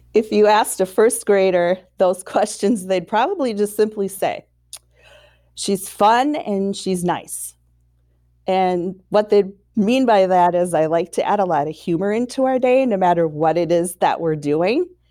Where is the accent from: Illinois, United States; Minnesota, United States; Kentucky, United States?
Minnesota, United States; Saint Paul; I was born and raised in Saint Paul, Minnesota